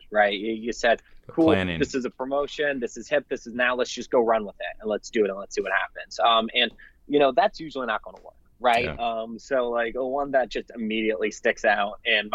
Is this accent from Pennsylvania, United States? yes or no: no; Bay Area, California, United States; moved away as an adult; now in Fresno, United States; I'm from the Bay Area, moved here to attend Fresno State, and have really taken Fresno to be my home